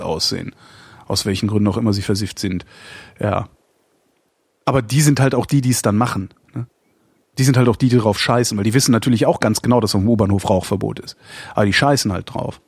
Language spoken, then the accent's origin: German; Erftstadt, North Rhine-Westphalia, Germany; von da, wo ich groß geworden bin, nämlich Erftstadt